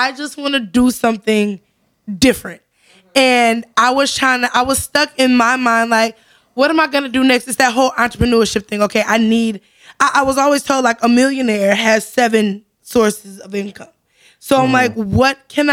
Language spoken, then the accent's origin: English; Zion, Illinois, United States; I grew up in Zion